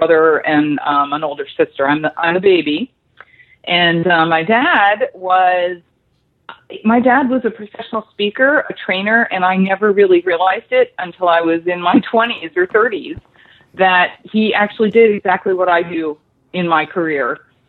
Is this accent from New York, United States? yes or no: no; Clarks Summit, Pennsylvania, United States; I grew up in a real small town outside of that called Clark Summit. So I had a very active outdoor life. It was a, more of a farming country and coal mining town.